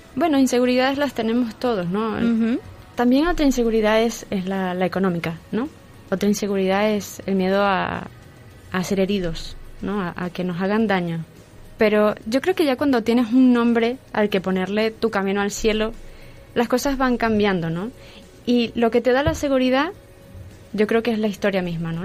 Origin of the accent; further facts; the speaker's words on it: Venezuela; now in Madrid, Spain; soy de Venezuela y ahora tengo 30 años